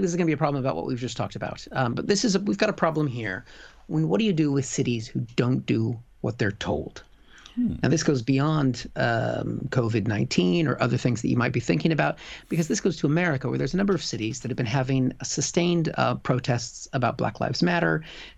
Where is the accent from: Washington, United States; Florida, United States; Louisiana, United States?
Washington, United States; Seattle; born or raised there; now in United Kingdom